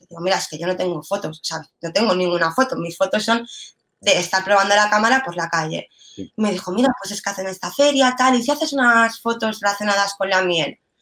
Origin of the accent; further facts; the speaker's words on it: Mallorca, Balearic Islands, Spain; yo soy mallorquina